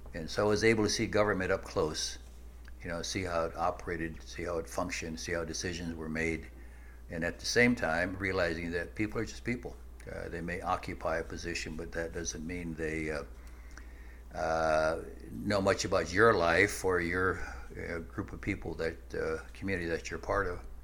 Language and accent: English; Nebraska, United States; I grew up in the midwest and in uh, nebraska